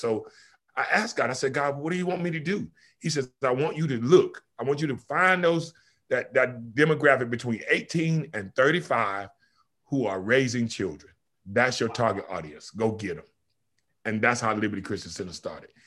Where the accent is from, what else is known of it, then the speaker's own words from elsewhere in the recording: Kinston, North Carolina, United States; moved away as an adult; also born or lived in Oahu, Hawaii; now in Killeen, United States; I moved from Kinston, North Carolina to Killeen, Texas